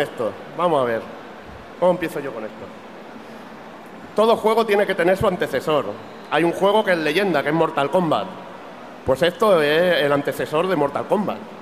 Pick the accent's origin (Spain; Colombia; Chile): Spain; Catalonia; Yo como buen catalán